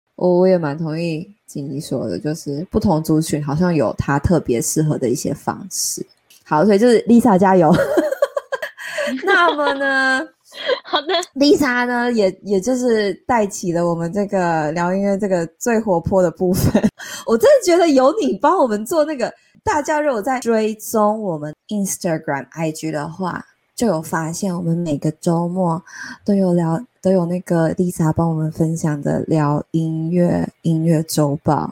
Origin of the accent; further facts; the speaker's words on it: central Taiwan, Taiwan; 我是中部人，所以我就是在台中的这个市场在搜寻